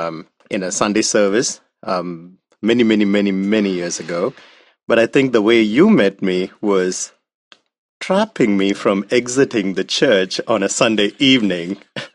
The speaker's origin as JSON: {"language": "English", "region": "South India", "country": "India", "tie": "born or raised there", "moved": "yes", "said": "I was born in India, in southern India, and I was born in a Christian family, a nominal Christian family. And middle-class family, just the average Indian"}